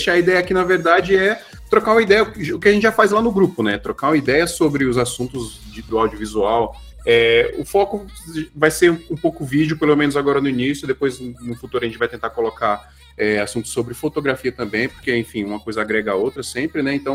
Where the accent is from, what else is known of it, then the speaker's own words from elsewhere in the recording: Rio de Janeiro, Brazil; Nascido e criado em Realengo.